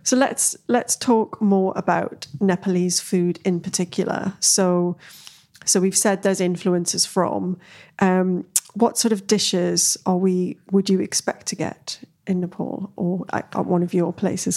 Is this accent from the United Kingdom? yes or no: yes; Newcastle upon Tyne, North East England, United Kingdom; moved away; I came from Newcastle